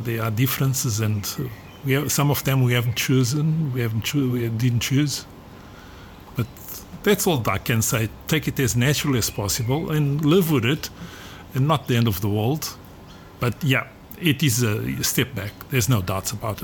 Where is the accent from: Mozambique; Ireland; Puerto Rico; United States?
Mozambique; also born or lived in South Africa / Australia; now in Portugal; I was born in Mozambique